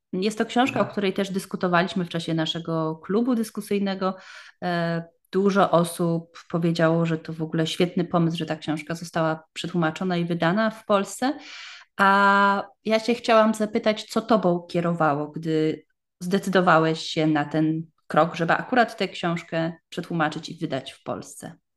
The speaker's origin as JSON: {"language": "Polish", "country": "Poland", "moved": "yes", "lives_now": "Germany"}